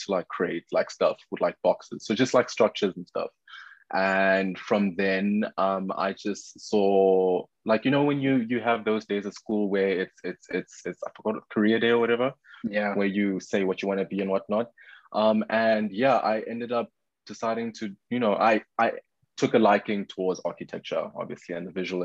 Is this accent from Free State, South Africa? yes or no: no; Pretoria, Gauteng, South Africa; born and raised in Pretoria, moved around a bit